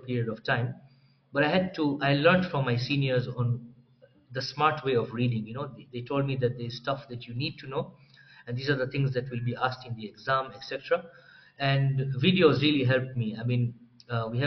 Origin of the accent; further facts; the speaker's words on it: Dar es Salaam, Tanzania; moved away as an adult; also born or lived in Moshi, Tanzania; now in Nairobi, Kenya; I was born and raised in Tanzania, Dar es Salaam